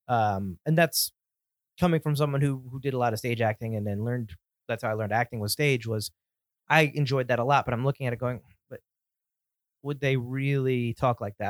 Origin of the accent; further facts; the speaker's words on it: Connecticut, United States; we're from Connecticut